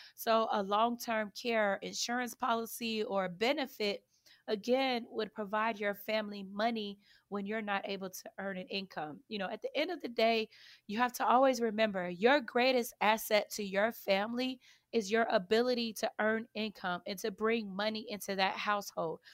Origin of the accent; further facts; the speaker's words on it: Chicago, Illinois, United States; I grew up on the south side of Chicago, so if you guys say I'm sounding funny or if I have a little accent, that's the reason why